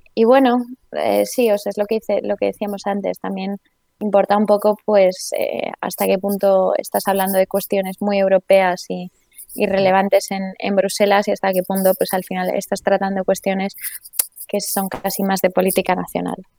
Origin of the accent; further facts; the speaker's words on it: Spain; moved away as an adult; also born or lived in England; now in Brussels, Belgium; los españoles hablemos de una manera